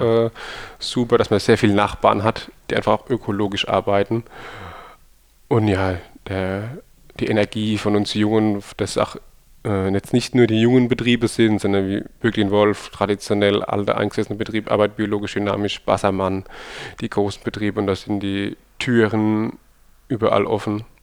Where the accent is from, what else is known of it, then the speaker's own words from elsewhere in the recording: Rhineland-Palatinate, Germany; Ich glaub, wir sind Pfälzer